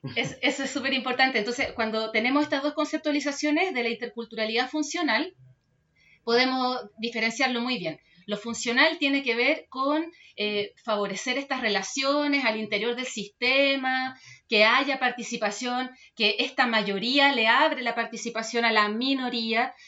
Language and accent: Spanish; Chile; como cultura chilena, tenemos